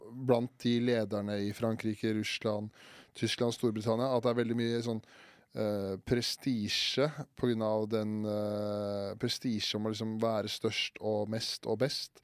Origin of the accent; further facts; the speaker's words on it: Årnes, Akershus, Norway; Hjemstedet mitt er, eh, det er akkurat ikke en by, det